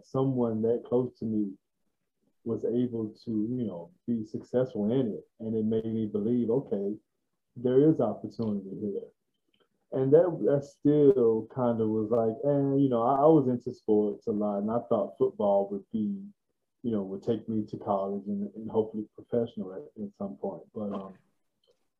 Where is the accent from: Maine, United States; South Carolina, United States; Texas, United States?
Texas, United States; Waco; I was born and raised in Waco, Texas